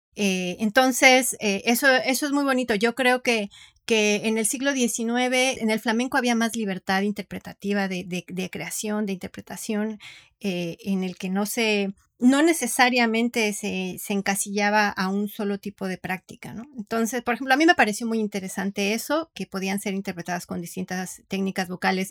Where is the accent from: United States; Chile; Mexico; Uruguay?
Mexico